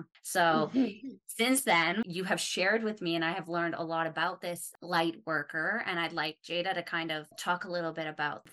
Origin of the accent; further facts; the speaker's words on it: Calgary, Alberta, Canada; now in Australia; I'm not from Calgary originally either. I was about 6 when my family moved there